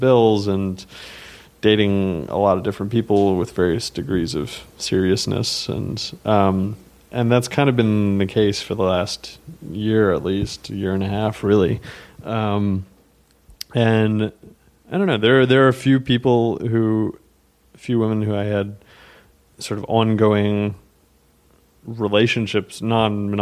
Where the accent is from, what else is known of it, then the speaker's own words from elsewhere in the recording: the South, United States; now in New York, United States; I'm from the South originally